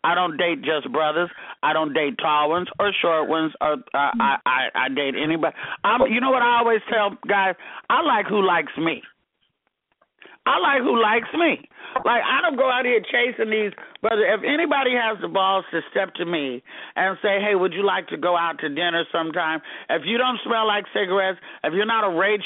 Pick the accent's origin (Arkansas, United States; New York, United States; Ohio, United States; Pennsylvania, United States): Arkansas, United States; I'm from Arkansas